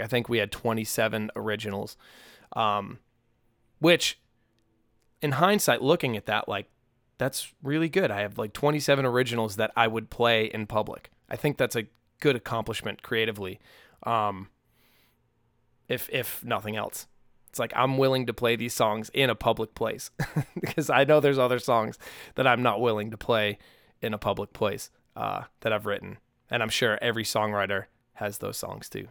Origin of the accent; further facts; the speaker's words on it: United States; growing up on the North Shore